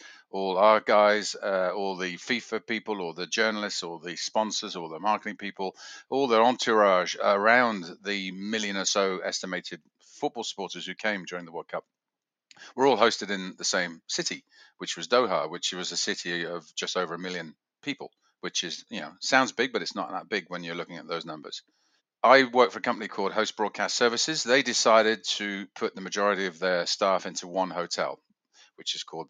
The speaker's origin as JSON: {"language": "English", "region": "England", "country": "United Kingdom", "also_born_or_lived": "Switzerland", "said": "59 years old, and I am English Swiss."}